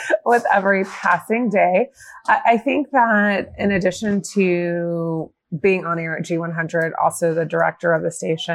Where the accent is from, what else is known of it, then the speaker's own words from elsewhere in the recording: Atlanta, Georgia, United States; also born or lived in Arizona; I'm from Atlanta, and I started in radio kind of like college in Arizona. And then I came back to Atlanta